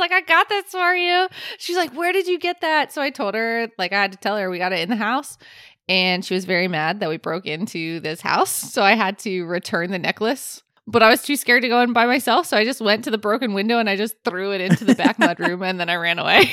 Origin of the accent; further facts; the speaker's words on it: Florida, United States; I am from Florida